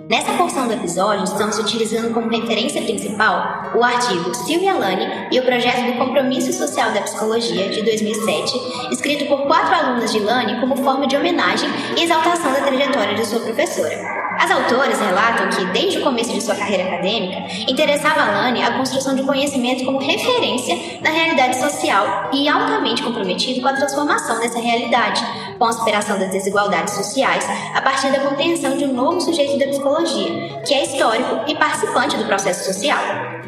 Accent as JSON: {"language": "Portuguese", "country": "Brazil", "said": "enquanto brasileiros e latino-americanos"}